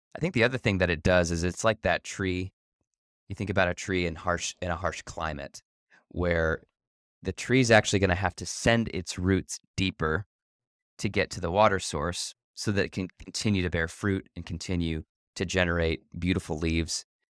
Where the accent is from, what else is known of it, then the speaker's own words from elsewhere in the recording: Ohio, United States; now in Chicago, United States; I grew up in Ohio